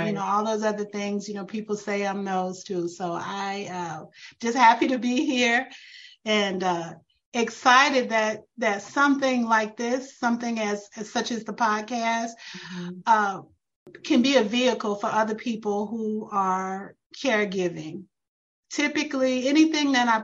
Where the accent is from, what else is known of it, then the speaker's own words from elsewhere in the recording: St. Louis, Missouri, United States; moved away as an adult; now in Atlanta, United States; We're originally from St. Louis, Missouri